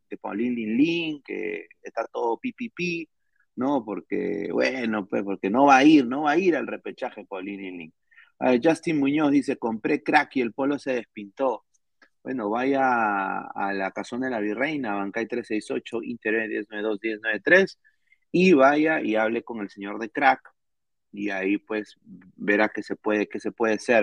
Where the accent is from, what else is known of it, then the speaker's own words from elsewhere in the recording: Lima, Peru; Yo nací en Lima